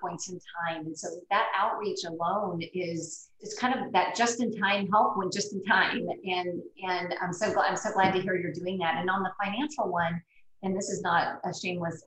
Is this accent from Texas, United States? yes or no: yes; Brownsville, Texas, United States; I grew up in Brownsville, so I'm from the Valley.